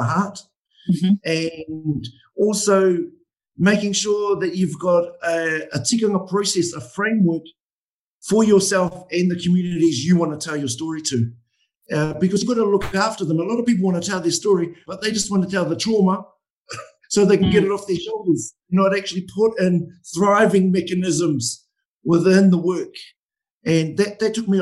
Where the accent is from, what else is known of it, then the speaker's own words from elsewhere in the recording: Lake Waikaremoana, Hawke's Bay, New Zealand; I'm from Waikare Moana